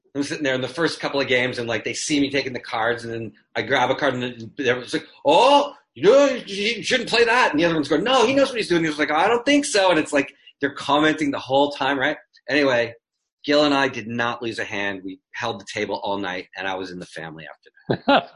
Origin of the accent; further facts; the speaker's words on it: Canada; moved away; I grew up in in Canada in the '60s